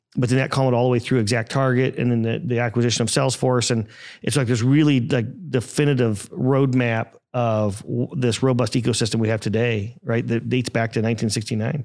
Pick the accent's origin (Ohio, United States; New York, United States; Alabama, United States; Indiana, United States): Indiana, United States; also born or lived in Atlanta; I grew up in Indiana as well, about an hour north of Indianapolis on a small little farm, uh, about fifteen miles away from Purdue